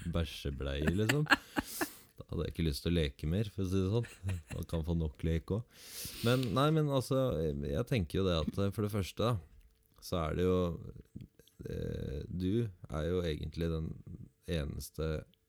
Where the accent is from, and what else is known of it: Southern Norway, Norway